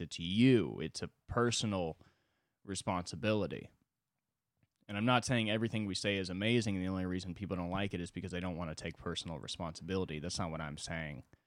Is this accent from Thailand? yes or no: no; United States; as an American